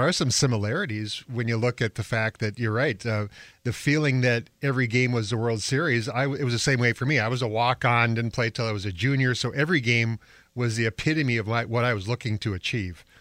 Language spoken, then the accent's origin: English; Winnipeg, Manitoba, Canada; moved away; I grew up in Winnipeg playing small town hockey